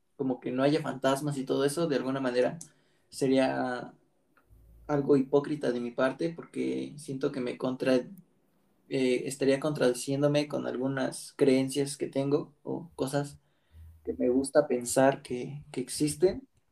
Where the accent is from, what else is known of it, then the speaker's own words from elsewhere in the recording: Mexico; el hecho como de ser mexicanos